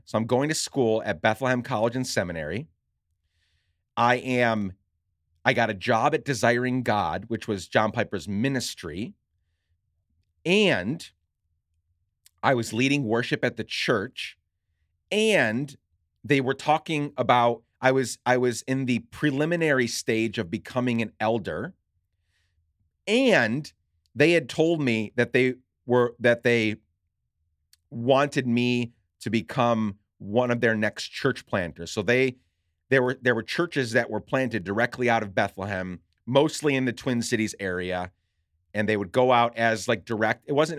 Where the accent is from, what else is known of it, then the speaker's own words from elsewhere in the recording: Guatemala; now in Minneapolis, United States; And I grew up in Guatemala. I had no home.